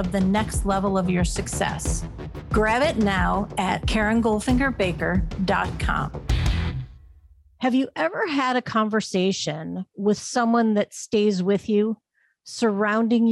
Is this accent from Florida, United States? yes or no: no; Ohio, United States; my home state of Ohio